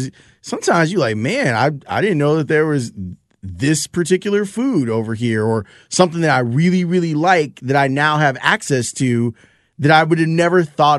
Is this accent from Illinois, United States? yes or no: yes; Chicago, Illinois, United States; I grew up in Roseland.